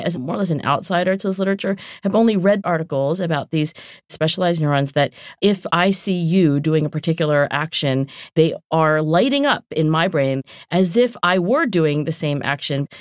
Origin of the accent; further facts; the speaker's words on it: southern New Jersey, United States; accent: South Jersey; also born or lived in Oxford / Philadelphia; I am from southern New Jersey